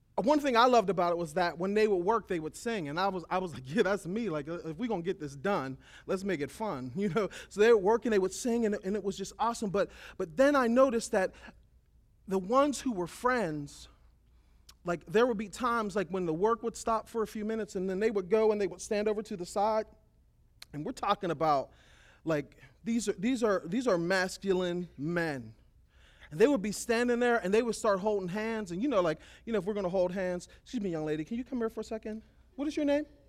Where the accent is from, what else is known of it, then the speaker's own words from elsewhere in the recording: United States; I'm an American